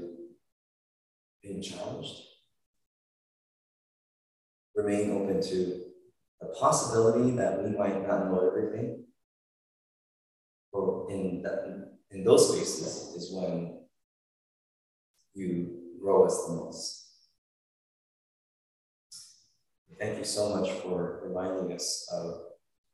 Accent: United States; I'm Korean American, right? And I grew up in a Korean Presbyterian church

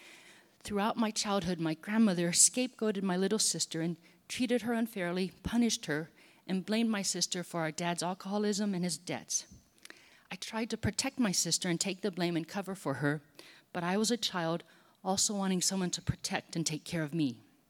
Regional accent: Hawaii, United States; moved away as an adult; I grew up on the North Shore of Oahu, came to the mainland to go to college, and then stayed here in the Bay Area.

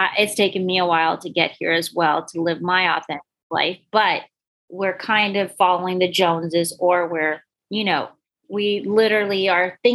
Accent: Northern Virginia, United States; I grew up in Northern Virginia, which is not too far from DC, probably 45 minutes

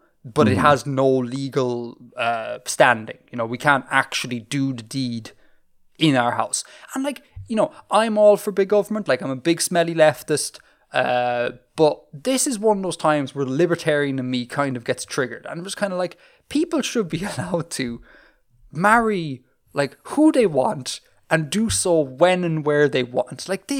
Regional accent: Saudi Arabia; born there; I was not born in Ireland. As you know, Bill, I was born in Saudi Arabia.

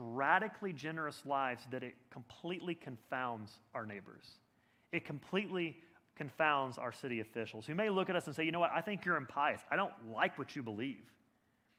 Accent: Birmingham, Alabama, United States; moved away as an adult; now in Boston, United States; I grew up in Birmingham, Alabama

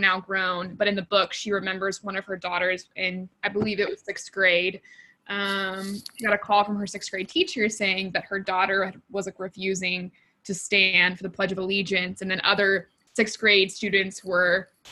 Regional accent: Texas, United States; I grew up in Texas

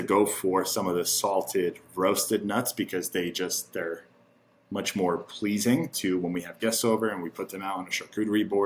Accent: Turkey; moved away; growing up in Turkey, there's a lot of organ meat consumption in Turkey

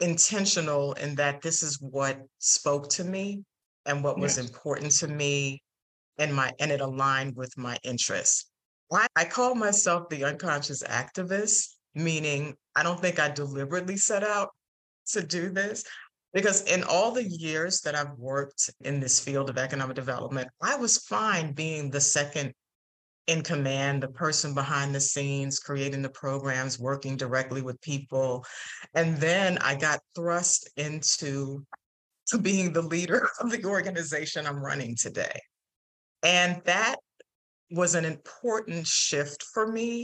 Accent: New York City, New York, United States; also born or lived in Atlanta, Georgia; I grew up in the Bronx in New York City

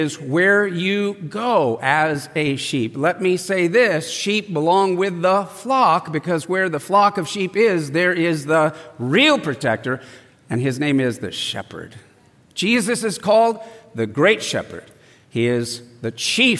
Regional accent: El Cajon, California, United States; I grew up in East County, where Dennis is from, Agajanian, El Cajon, and I went to El Cajon Valley High School

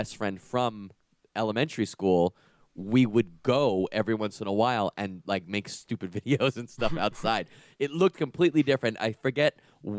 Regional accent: Long Island, New York, United States; I grew up in Long Island, New York

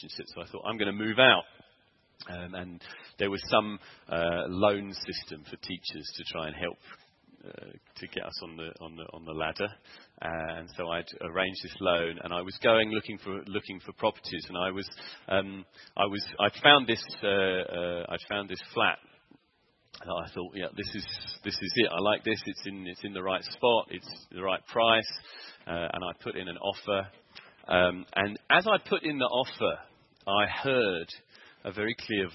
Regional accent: Sevenoaks, South East England, United Kingdom; moved away as an adult; now in South Africa; I'd gone back to my hometown, which it was Sevenoaks in Kent

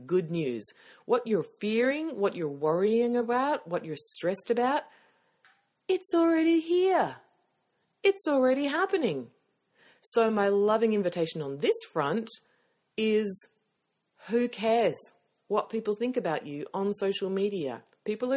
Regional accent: Australia; accent: Australian; my Australian accent

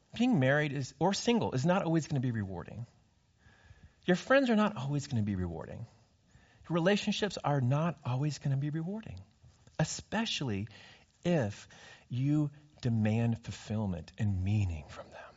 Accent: California, United States; I grew up in California.

